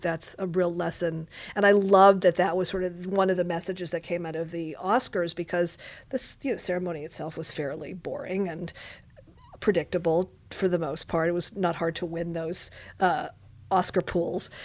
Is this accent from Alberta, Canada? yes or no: no; Montreal, Quebec, Canada; now in Los Angeles, United States; I was, uh, born and raised in Montreal, Quebec, Canada